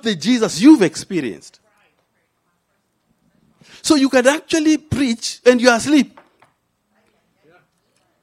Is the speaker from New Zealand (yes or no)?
no; Kenya; now in United States; I landed in an African womb in Kenya. So I am a Kenyan by race. I am a Christian by grace. I'm an American by choice